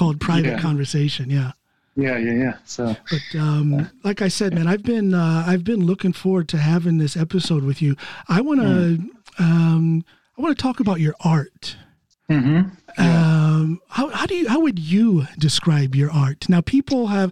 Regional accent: United States; moved away as an adult; also born or lived in Chicago; now in Drammen, Norway; I'm an American here in Norway

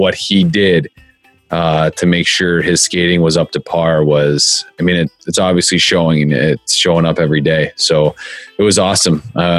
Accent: United States; growing up as an American

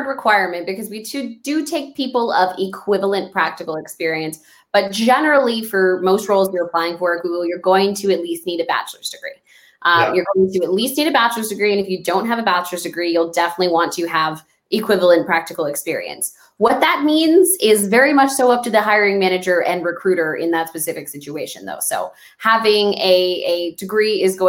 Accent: El Paso, Texas, United States; my hometown of El Paso

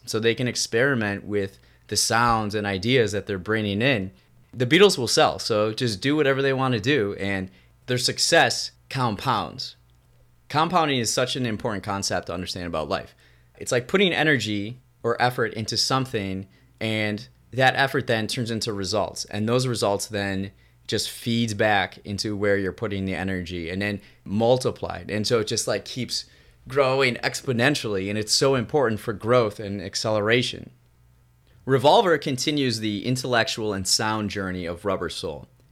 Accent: Raymond, United States; my hometown of Raymond

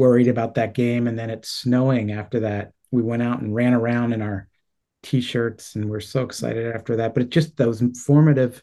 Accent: State College, Pennsylvania, United States; I grew up in State College as well

